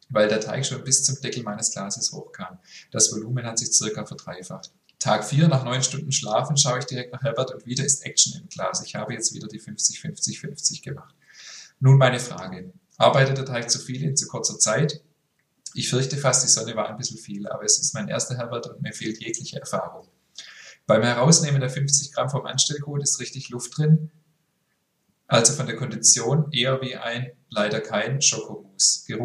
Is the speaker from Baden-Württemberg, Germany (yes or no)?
no; Berlin, Germany; now in Düsseldorf, Germany; Aber seht es mir nach, ich bin Berlinerin und lebe inzwischen in Düsseldorf.